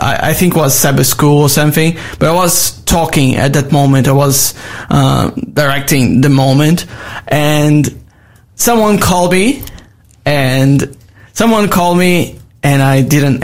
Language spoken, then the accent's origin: English; Manaus, Amazonas, Brazil; English is a second language; moved away as an adult; now in Australia; I'm from Amazon. Yeah, I born like surround, like my city was surrounded by the jungle